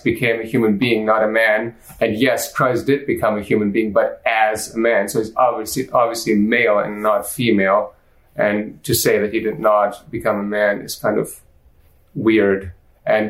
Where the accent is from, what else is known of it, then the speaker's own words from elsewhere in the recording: Germany; moved away as an adult; also born or lived in Austria; now in United States; I was born and raised in Germany